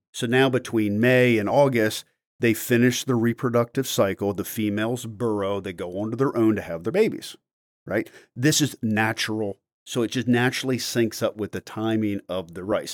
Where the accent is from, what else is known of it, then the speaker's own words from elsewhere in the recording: Maryland, United States; I grew up in Maryland